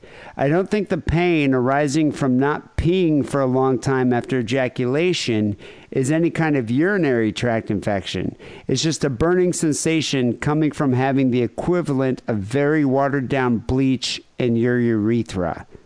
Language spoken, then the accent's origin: English; Northern Ireland, United Kingdom; I'm from Northern Ireland, so we were too busy hating each other sectarianly.